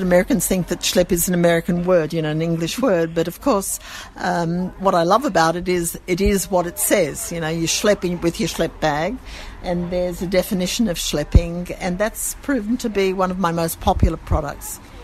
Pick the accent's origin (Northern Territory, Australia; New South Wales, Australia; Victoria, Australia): New South Wales, Australia; Sydney; accent: Australian; moved away as an adult; now in Jerusalem, Israel; I come from Sydney, and there the you know the, the Jewish community is wonderful.